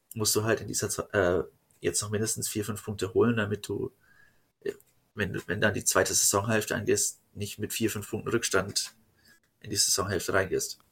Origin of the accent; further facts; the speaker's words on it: Fürth, Bavaria, Germany; ich komme halt aus Fürth.